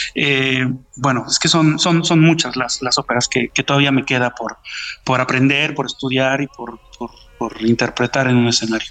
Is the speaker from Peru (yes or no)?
no; Mexico; de todos nosotros como mexicanos, nuestra música es, una parte de, nuestro ser y de nuestra cultura